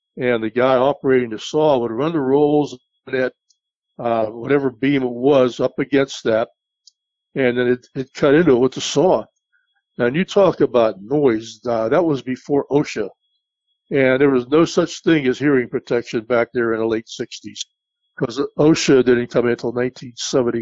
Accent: West Mifflin, Pennsylvania, United States; moved away as an adult; also born or lived in Florida; I grew up basically in the West Mifflin area

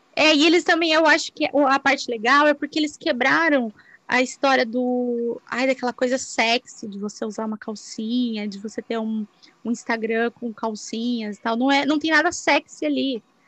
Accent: Brazil; moved away; Sou brasileira, minha família toda mora aí, todas as minhas amigas moram aí

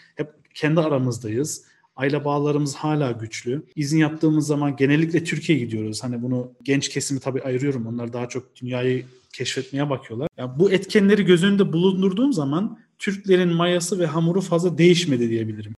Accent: Cologne, North Rhine-Westphalia, Germany; accent: Aegean dialect; also born or lived in Münster / Osnabrück; 1987 Köln doğumluyum. Lise eğitimimi orada bitirdikten sonra

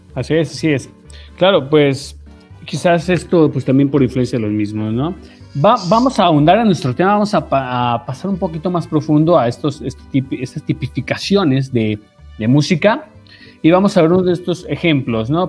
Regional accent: Mexico; nos identifica como mexicanos

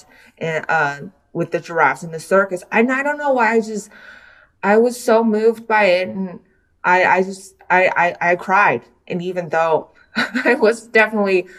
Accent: Taiwan; also born or lived in United States; I was born in the US, but I grew up in Taiwan

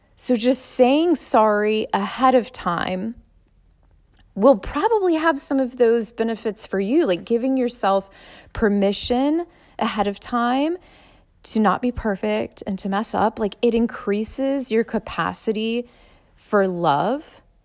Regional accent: Suffolk, Virginia, United States; I grew up in Suffolk Public Schools

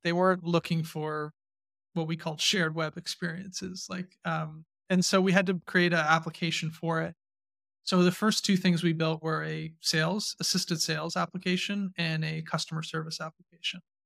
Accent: Canada; I still identify pretty strongly as a Canadian, Canadian entrepreneur.

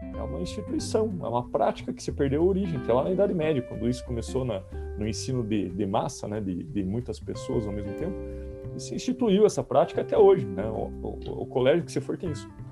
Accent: Guarapuava, Paraná, Brazil; moved away; na cidade de onde eu vim

